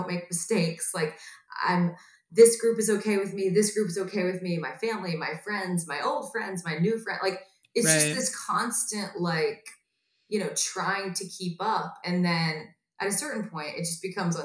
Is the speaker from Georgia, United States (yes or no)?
yes; Atlanta, Georgia, United States; now in Los Angeles, United States; a hometown show in Atlanta, Georgia